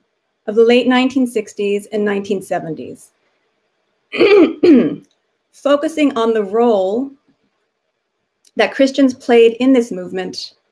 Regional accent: New Jersey, United States; I grew up in New Jersey and I went to college and grad school in the Northeast.

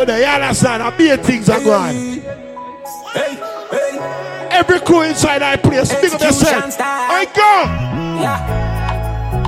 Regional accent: Jamaica; now in United States; as a Jamaican in America

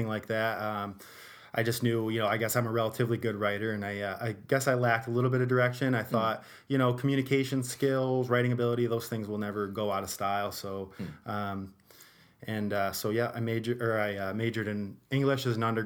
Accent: New Hartford, New York, United States; also born or lived in Syracuse, New York; I'm from the area. Went to New Hartford High School.

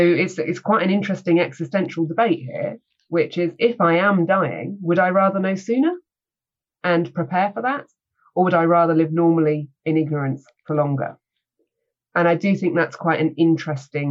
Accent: United Kingdom; I am British.

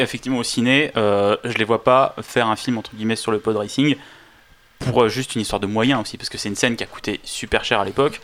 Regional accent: France; Nous, en tant que Français

